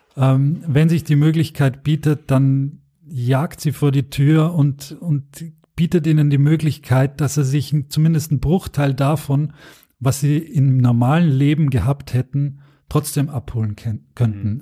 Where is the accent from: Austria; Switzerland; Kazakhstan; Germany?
Austria; das kann ich auch als Österreicher sagen